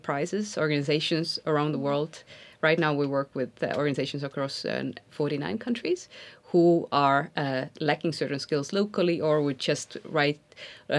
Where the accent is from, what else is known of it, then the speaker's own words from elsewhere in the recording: Estonia; I come from Estonia, which is a tiny country.